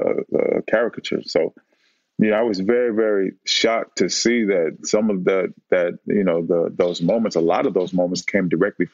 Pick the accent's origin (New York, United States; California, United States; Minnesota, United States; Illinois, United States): California, United States; Oakland; I lived in and grew up in West Oakland